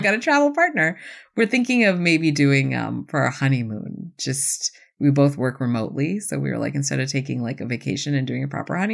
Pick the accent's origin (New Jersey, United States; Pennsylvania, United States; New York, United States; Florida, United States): New York, United States; Buffalo; I grew up in Buffalo.